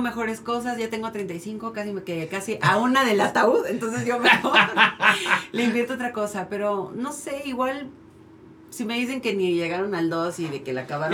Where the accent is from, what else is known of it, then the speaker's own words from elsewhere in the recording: Mexico City, Mexico; yo que crecí en Iztapalapa